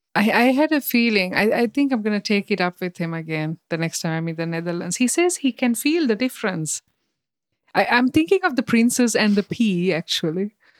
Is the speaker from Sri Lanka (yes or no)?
yes; Sri Lanka; now in Germany; I come from Sri Lanka